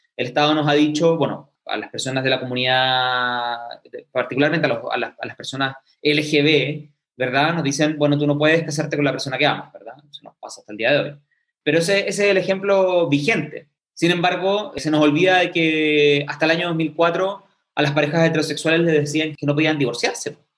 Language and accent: Spanish; Chile; porque somos parte de Chile